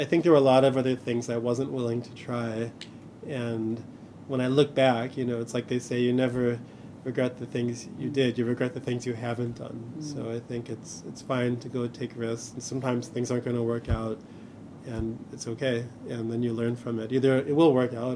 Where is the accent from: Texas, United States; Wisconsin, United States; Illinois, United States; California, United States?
Illinois, United States; Chicago; I grew up in Chicago in the 80s